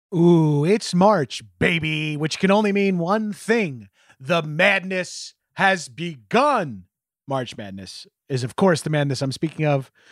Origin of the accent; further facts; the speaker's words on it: New York, United States; as a New Yorker